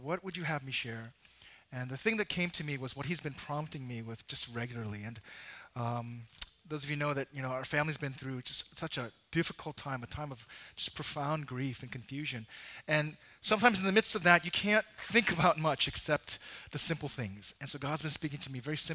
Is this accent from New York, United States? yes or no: yes; New York, United States; as a New Yorker